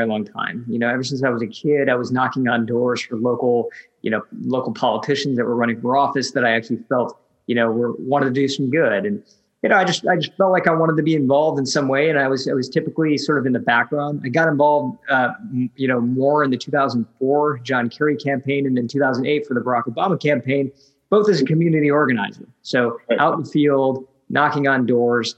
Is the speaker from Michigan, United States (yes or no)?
yes; Michigan, United States; moved away as an adult; also born or lived in San Francisco; moved back from San Francisco to my hometown in Michigan